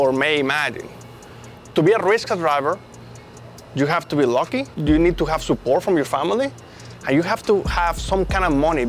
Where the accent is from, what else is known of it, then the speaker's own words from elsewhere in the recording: Mexico; English is a second language; moved away as an adult; now in United States; a car that I drove all the way from Mexico to the United States. So if you think about it, a lot of the people that come from my country, from Mexico